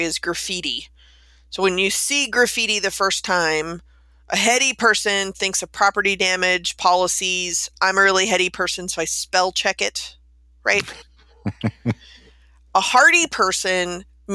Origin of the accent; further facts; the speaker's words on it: Texas, United States; moved away; I'm being originally from Texas